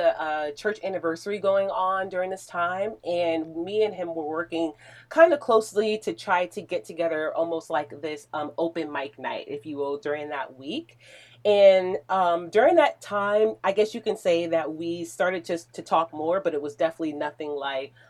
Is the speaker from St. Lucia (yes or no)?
no; New Jersey, United States; moved away; I'm a Jersey girl all the way